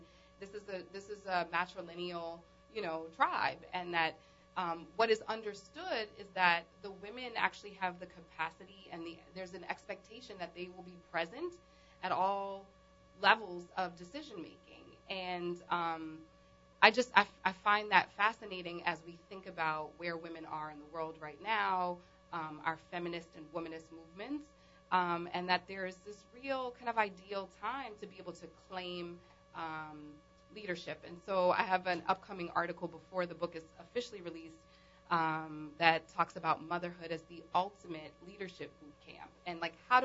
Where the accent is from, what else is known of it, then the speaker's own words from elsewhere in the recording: New Orleans, Louisiana, United States; also born or lived in New York; I moved back from New York to New Orleans